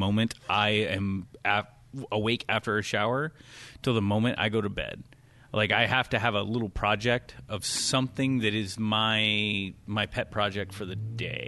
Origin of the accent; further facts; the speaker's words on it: Louisiana, United States; I'm from Louisiana